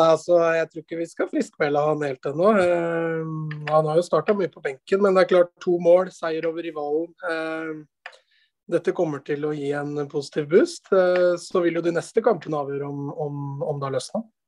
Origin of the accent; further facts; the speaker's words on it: Strømmen, Akershus, Norway; født og oppvokst på Strømmen